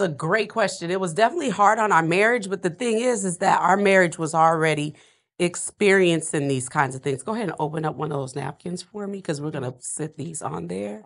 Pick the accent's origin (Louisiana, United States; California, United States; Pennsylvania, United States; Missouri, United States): Louisiana, United States; New Orleans; I'm a, I'm a Louisiana girl. I'm from New Orleans